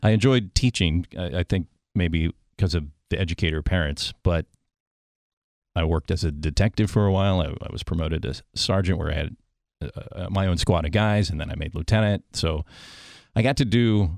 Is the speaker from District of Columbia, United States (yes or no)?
yes; Washington, District of Columbia, United States; I grew up in the suburbs of Washington, D.C. So I was born in D.C. and grew up there